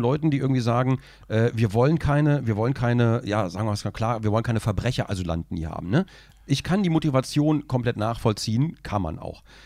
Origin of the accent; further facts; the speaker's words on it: Braunschweig, Lower Saxony, Germany; ich komme aus Braunschweig, ich verschleife die Hälfte.